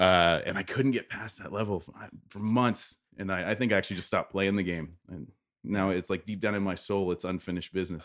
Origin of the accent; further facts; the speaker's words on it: Windsor, Ontario, Canada; moved away as an adult; born and raised here, and I'm, I'm very prideful of that area